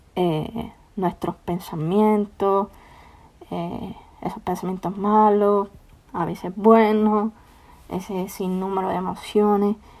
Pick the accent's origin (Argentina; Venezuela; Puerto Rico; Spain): Puerto Rico; now in Florence, United States; Soy de Puerto Rico. Actualmente vivo en Florence, Alabama.